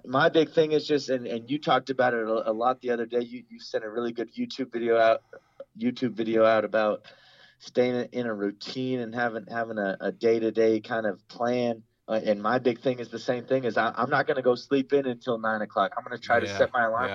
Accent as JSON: {"language": "English", "region": "California", "country": "United States", "tie": "born or raised there", "said": "I'm from California"}